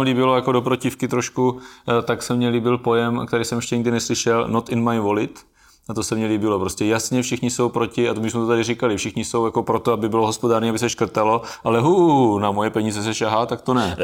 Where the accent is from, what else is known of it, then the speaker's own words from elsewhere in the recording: South Moravian Region, Czechia; tady u nás na Jižní Moravě